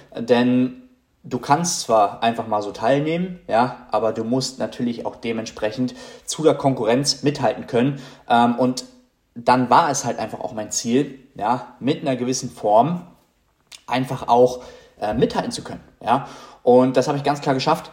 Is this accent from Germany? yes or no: yes; Germany